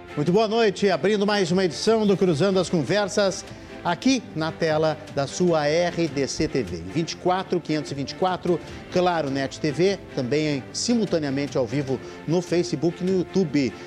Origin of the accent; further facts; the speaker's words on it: Porto Alegre, Rio Grande do Sul, Brazil; eu sou porto-alegrense